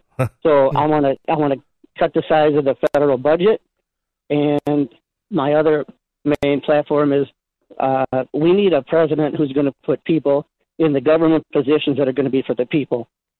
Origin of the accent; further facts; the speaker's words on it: Joliet, Illinois, United States; I've been born and raised in Joliet, Illinois.